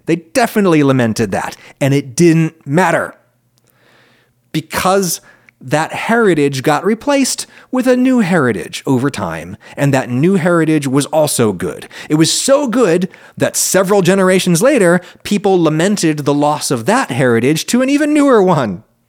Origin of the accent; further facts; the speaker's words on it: central Pennsylvania, United States; when I was a kid in school, white people in the little central Pennsylvania school where I was